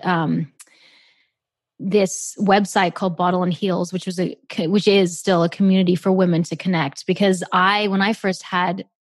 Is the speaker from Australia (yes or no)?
yes; Australia; moved away as an adult; also born or lived in South Africa; now in Los Angeles, United States; I moved from South Africa to Australia